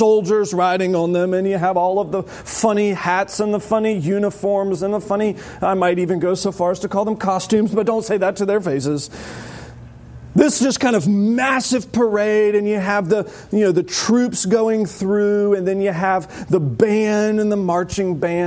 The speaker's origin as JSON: {"language": "English", "country": "United States", "said": "as an American"}